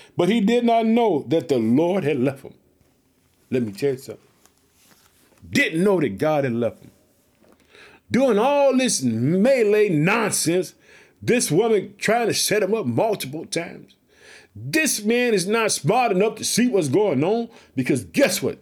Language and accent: English; Illinois, United States